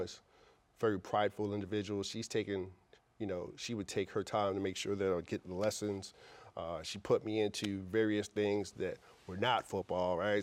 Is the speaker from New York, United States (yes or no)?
yes; New York City, New York, United States; also born or lived in Brooklyn, New York; I grew up in Queens Village, New York